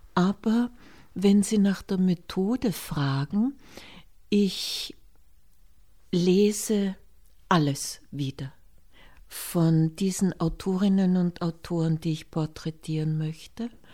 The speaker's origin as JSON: {"language": "German", "town": "Hinterstoder", "region": "Upper Austria", "country": "Austria", "tie": "born or raised there", "said": "nach Hinterstoder in das Austraghäusel, wo ich aufgewachsen bin bei einem Bauern"}